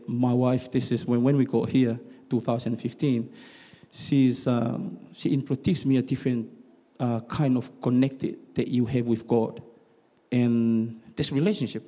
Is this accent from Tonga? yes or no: yes; Tonga; also born or lived in Rotorua, New Zealand; now in South Island, New Zealand; I'm from Tonga